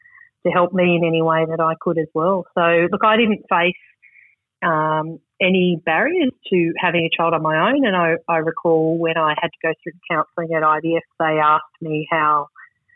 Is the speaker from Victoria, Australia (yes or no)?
no; Sydney, New South Wales, Australia; I grew up on Sydney's northern beaches, the average Australian upbringing